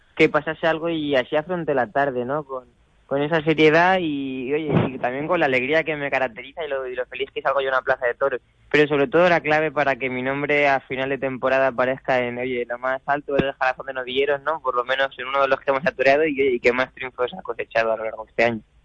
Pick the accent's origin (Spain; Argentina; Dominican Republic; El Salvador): Spain; Valeria, Castilla-La Mancha; also born or lived in Valencia; gran parte de mi familia de, de un pueblo de, de, Cuenca, de Valeria, y bueno, yo desde pequeño me he criado ahí